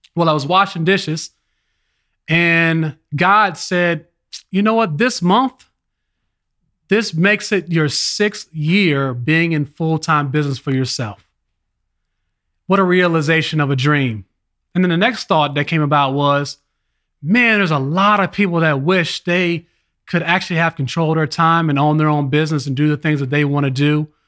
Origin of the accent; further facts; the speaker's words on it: Richmond, Virginia, United States; also born or lived in Los Angeles, California; I was born in Los Angeles, California. Then my family migrated to Richmond, Virginia